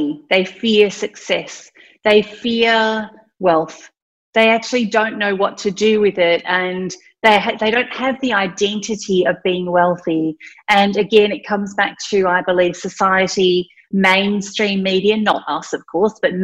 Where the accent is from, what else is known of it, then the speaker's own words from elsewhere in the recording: country Victoria, Australia; also born or lived in Thailand; I'm Indian. I was born in Thailand, but at the age of 4, I grew up in country Victoria